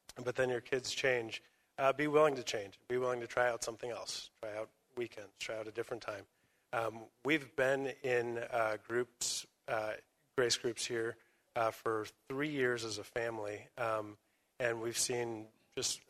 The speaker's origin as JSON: {"language": "English", "town": "Chicago", "region": "Illinois", "country": "United States", "moved": "yes", "said": "I'm from Chicago originally, not as far away"}